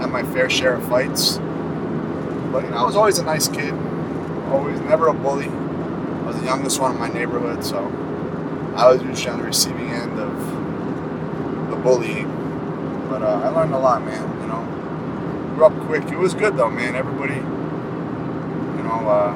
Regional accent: Bayville, New Jersey, United States; also born or lived in New Brunswick, New Jersey; Bayville, New Jersey. I was born in New Brunswick, New Jersey

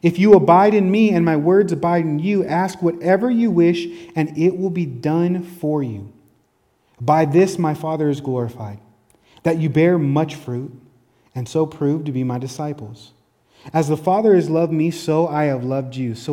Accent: Tacoma, Washington, United States; also born or lived in Olympia; It even brought me from my hometown, Tacoma, to Olympia, another city

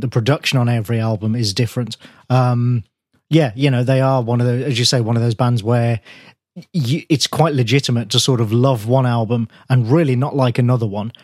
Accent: Birmingham, West Midlands, United Kingdom; my hometown

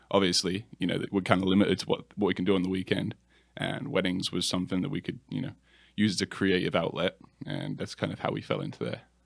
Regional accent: England, United Kingdom; moved away as an adult; now in Charlotte, United States; I'm from England originally. Uh, I've been here for about 10 years now, though.

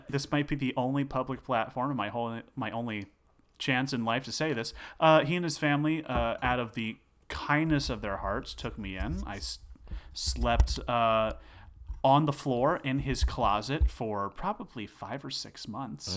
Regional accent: Succasunna, New Jersey, United States; also born or lived in Denville, New Jersey; grew up in a small town called Sucasana

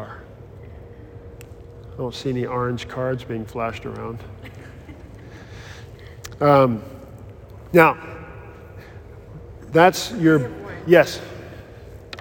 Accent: United States

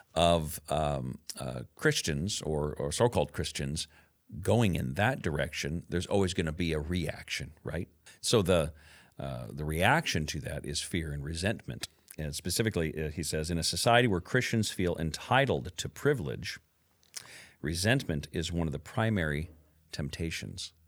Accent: Camas, Washington, United States; when I was a kid growing up in Camas. Washougal area

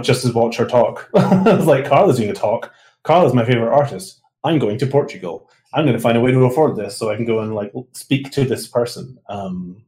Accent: Scotland, United Kingdom; moved away as an adult; I'm from Scotland

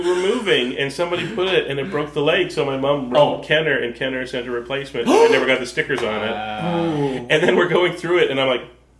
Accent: Prince Edward Island, Canada; I grew up in the Maritimes, Prince Edward Island, not a lot of theaters around.

